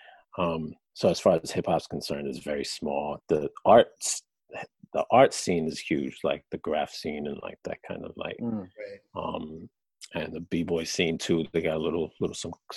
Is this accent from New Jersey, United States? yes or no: yes; New Jersey, United States; I'm from Jersey